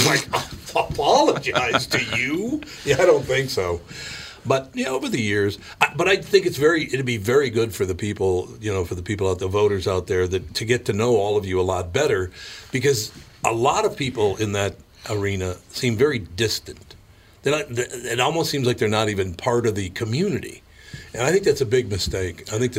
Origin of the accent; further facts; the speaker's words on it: Minneapolis, Minnesota, United States; also born or lived in Long Prairie, Minnesota; I grew up in North Minneapolis, so I don't know a whole lot about all this hunting, fishing stuff